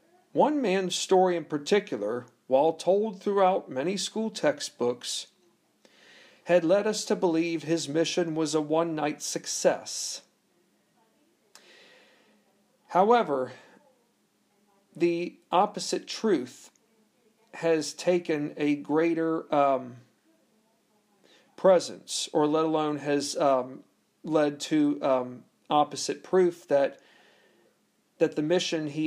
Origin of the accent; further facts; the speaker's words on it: United States; we as Americans